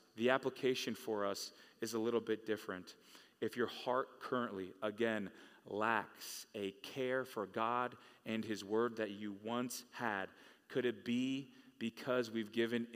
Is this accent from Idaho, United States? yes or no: no; California, United States; Growing up in California, I started going to church in high school